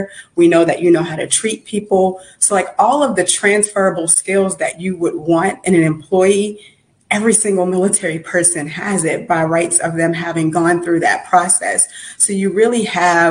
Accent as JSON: {"language": "English", "town": "Uniontown", "region": "Pennsylvania", "country": "United States", "tie": "born or raised there", "also_born_or_lived": "Brooklyn, New York / Jersey City, New Jersey", "moved": "as an adult", "lives_now": "Atlanta, United States", "said": "So I was born in Brooklyn, New York, grew up outside of Pittsburgh, Pennsylvania, in a little town called Uniontown"}